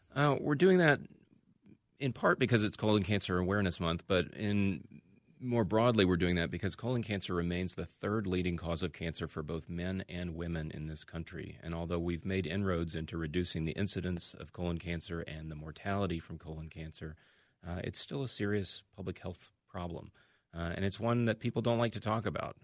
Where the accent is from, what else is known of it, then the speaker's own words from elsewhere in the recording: Birmingham, Alabama, United States; moved away as an adult; now in Minnesota, United States; I grew up in Birmingham, Alabama, uh, and went to medical school there.